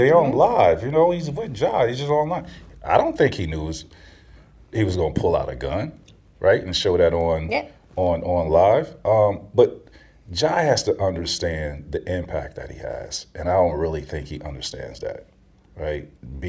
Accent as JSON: {"language": "English", "region": "Florida", "country": "United States", "tie": "born or raised there", "said": "I grew up in Central Florida. And, you know, it was one way in, one way out where I grew up."}